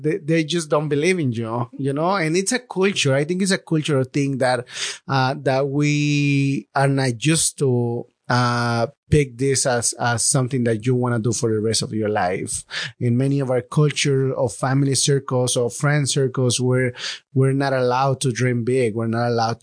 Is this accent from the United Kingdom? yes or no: no; Acapulco, Guerrero, Mexico; now in Los Angeles, United States; I grew up in Acapulco, Mexico